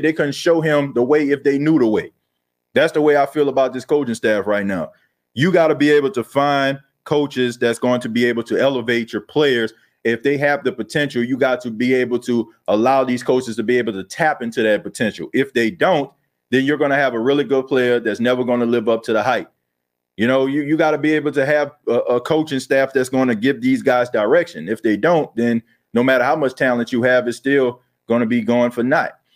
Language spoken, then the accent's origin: English; New Orleans, Louisiana, United States; now in Myrtle Beach, United States; I was born and raised in New Orleans, man. Grew up in the Night Ward area